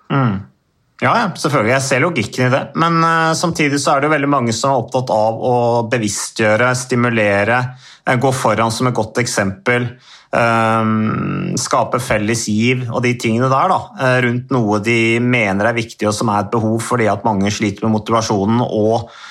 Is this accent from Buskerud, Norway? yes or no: yes; Modum, Buskerud, Norway; da var det jo kjempekamp i kommunestyret hjemme i Modum